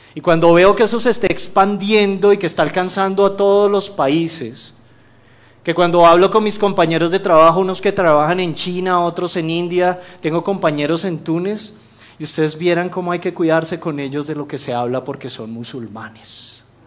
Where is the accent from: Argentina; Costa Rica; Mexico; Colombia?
Colombia; moved away; yo vengo de Colombia